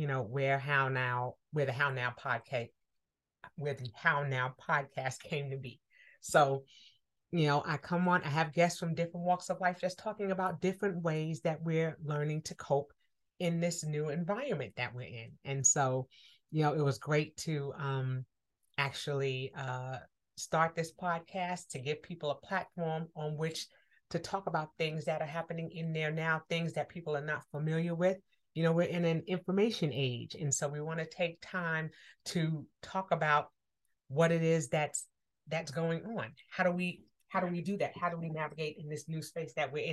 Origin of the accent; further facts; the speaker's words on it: New York, United States; I'm from New York. My parents are from Harlem